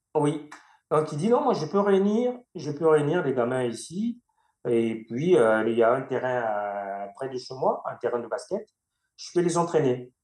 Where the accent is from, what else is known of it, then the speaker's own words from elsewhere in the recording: Makabana, Niari, Republic of the Congo; now in France; il m'a vu grandir à Macabana, ma ville natale